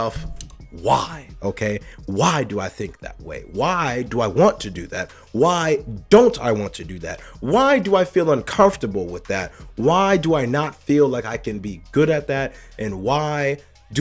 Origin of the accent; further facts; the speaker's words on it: United States; I'm an American